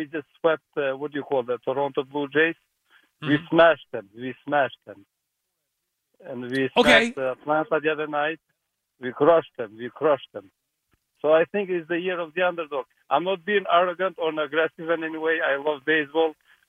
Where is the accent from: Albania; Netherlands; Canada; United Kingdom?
Albania; now in Milford, United States; I'm from Albania